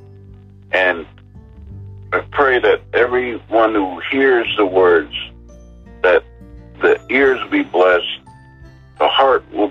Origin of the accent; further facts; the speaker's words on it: New Jersey, United States; I was raised born and raised in New Jersey